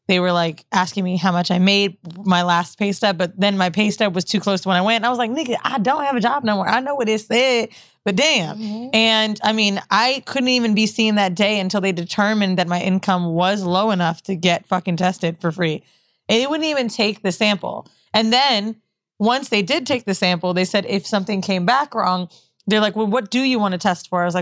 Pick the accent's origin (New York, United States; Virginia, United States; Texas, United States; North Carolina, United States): New York, United States; New York City; Bow, I live in Queens. I was Shout out Castle Hill, Parkchester. Yeah, Let's go Sixth oh, i grew up in Parkchester.